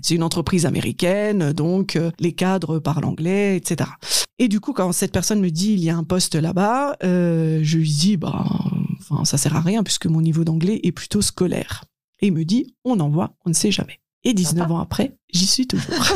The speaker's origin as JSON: {"language": "French", "area": "Haut-Rhin", "region": "Grand Est", "country": "France", "tie": "born or raised there", "also_born_or_lived": "Strasbourg", "said": "j'ai grandi dans, dans le Haut-Rhin"}